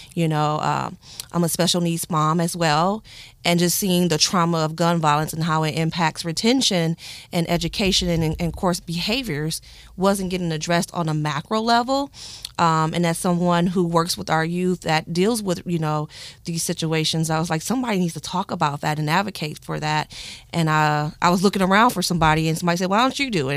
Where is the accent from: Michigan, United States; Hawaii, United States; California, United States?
Michigan, United States; Flint; born and raised in Flint, Michigan